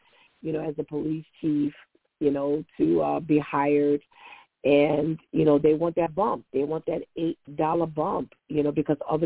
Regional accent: New York, United States; we're from New York

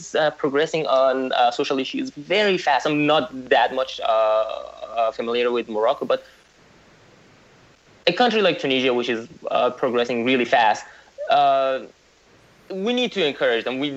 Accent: Iran; moved away; I was born in Iran

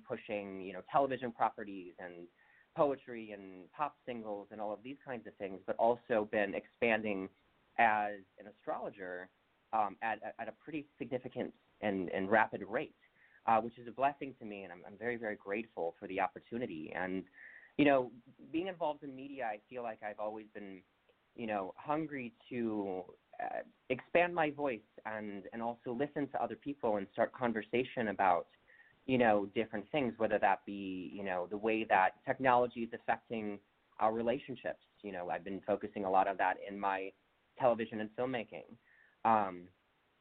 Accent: Milwaukee, Wisconsin, United States; moved away; also born or lived in Chicago, Illinois; I grew up in Milwaukee, Wisconsin originally

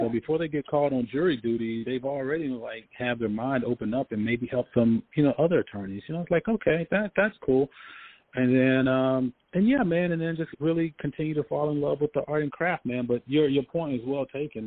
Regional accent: Memphis, Tennessee, United States; growing up in Memphis, you know, I, I played football

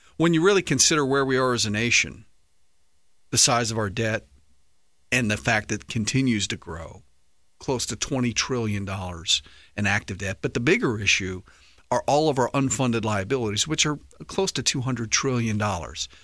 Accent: United States; as American patriots

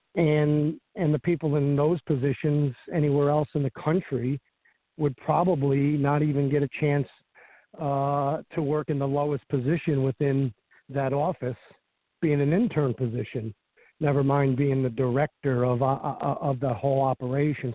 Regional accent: Cohoes, New York, United States; born or raised there

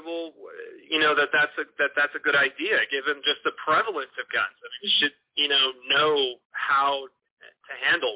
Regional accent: Northern California, Memphis and Nashville, Tennessee, United States; moved away as an adult; also born or lived in New York City; now in Los Angeles, United States; I'm from California originally, Northern California, but my family moved to the Mid-South when I was to Tennessee specifically when I was 13. And I lived in New York City, and I live in L.A. now. So I've lived in kind of a few different regions, but I primarily grew up in Memphis and Nashville

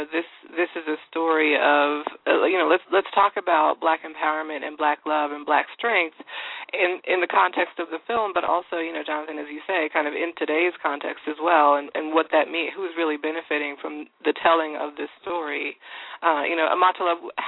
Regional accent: Indianapolis, Indiana, United States; I'm from Indianapolis, Indiana

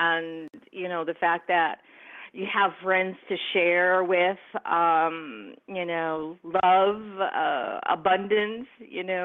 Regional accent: New York, United States; now in San Francisco Bay Area, United States; I grew up in New York

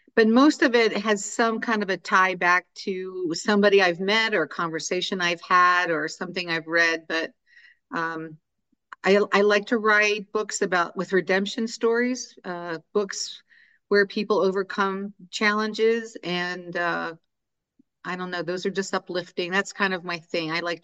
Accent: Maryland, United States; accent: Carroll County; now in Utah, United States; I grew up, well, after we bounced around a lot when I was little, but I spent most of my life in Maryland in Carroll County.

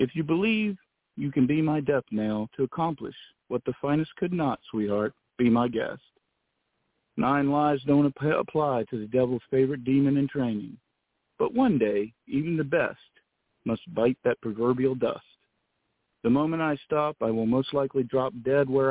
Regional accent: the South, United States; I'm from the South

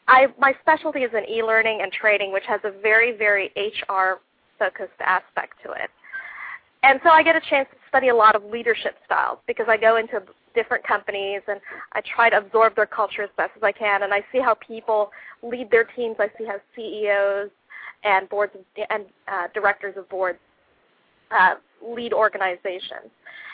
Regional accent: Philippines; now in United States; I was naturalized, I became a naturalized American citizen when I was 18 years old. I emigrated here with my folks from the Philippines

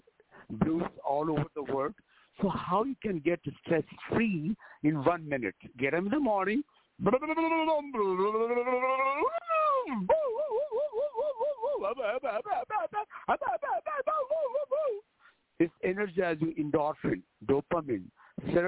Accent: India; moved away as an adult; also born or lived in Los Angeles, United States; now in United States; I was born in India

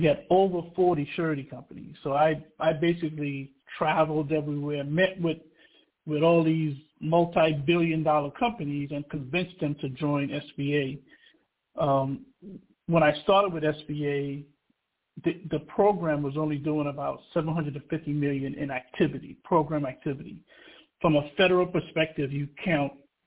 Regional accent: New York City, New York, United States; also born or lived in Trinidad and Tobago / Wilberforce, Ohio / Dayton, Ohio; I was born in Trinidad and Tobago, and I grew up in Brooklyn, New York

